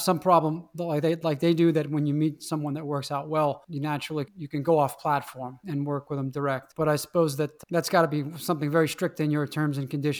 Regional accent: New Orleans, Louisiana, United States; growing up in New Orleans, even in the winter, you'd have 85 degrees and 95% humidity in the winter months.

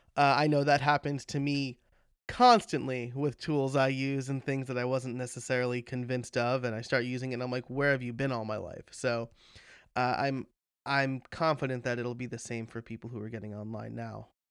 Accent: New York, United States; now in Pennsylvania, United States; As a New Yorker, uh, as somebody who grew up in New York

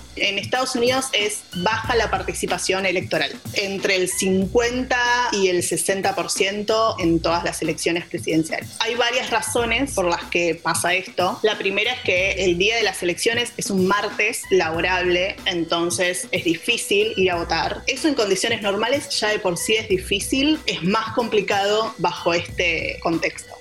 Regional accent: Argentina; now in Washington, United States; soy periodista de Argentina, vivo en Washington, Distrito de Columbia

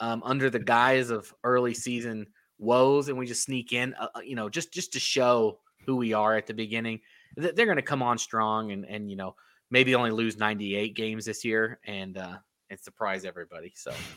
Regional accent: North Carolina, United States; I grew up in North Carolina

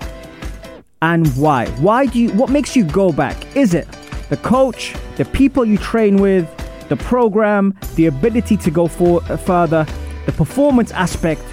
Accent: Wimbledon, London, United Kingdom; I grew up in Wimbledon. It's where I'm from

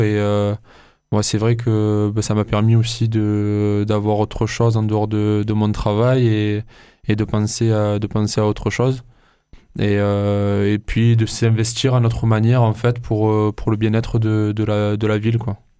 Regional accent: Marseille, Provence-Alpes-Côte d'Azur, France; en tant que Marseillais, euh, c'est vrai que, euh, on s'énerve rapidement

